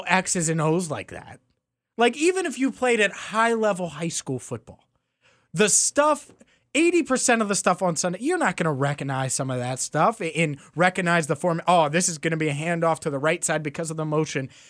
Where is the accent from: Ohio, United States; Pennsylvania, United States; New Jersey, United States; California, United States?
Ohio, United States; Cincinnati; I'm from Cincinnati